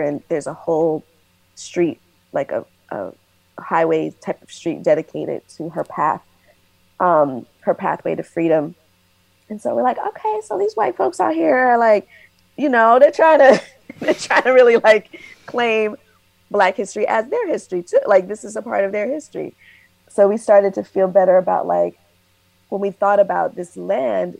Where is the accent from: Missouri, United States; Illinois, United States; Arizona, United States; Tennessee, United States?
Tennessee, United States; Nashville; moved away; also born or lived in Maryland / Washington, District of Columbia, United States / Brooklyn, New York; I'm from Nashville originally. I lived in Maryland area, DC. I was in Brooklyn for at least 17 years